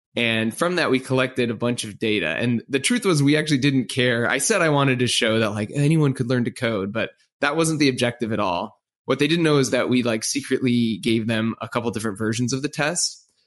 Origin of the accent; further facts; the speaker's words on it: Orange County, California, United States; moved away; I grew up in Orange County on the West Coast